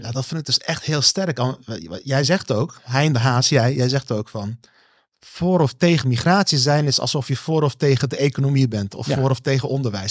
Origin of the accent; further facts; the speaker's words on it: Netherlands; zijn we Nederlanders